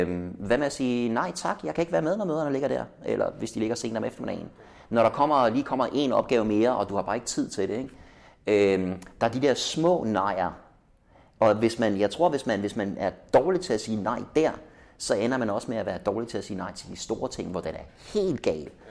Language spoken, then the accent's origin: Danish; Denmark